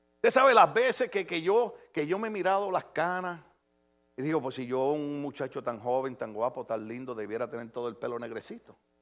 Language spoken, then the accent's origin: Spanish; Puerto Rico; moved away; en mi país, en mi país